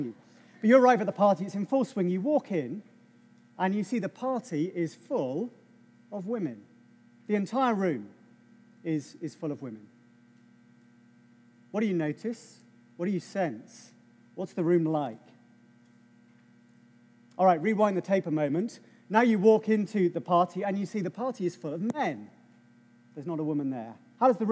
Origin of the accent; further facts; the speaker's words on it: England, United Kingdom; I'm English